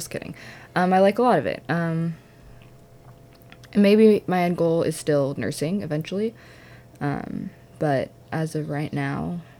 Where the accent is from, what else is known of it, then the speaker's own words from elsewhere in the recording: California, United States; now in Pennsylvania, United States; I'm not from Pennsylvania. I'm from California.